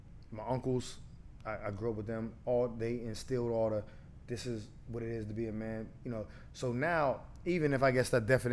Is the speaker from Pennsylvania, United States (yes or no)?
yes; Pittsburgh, Pennsylvania, United States; I'm from Garfield.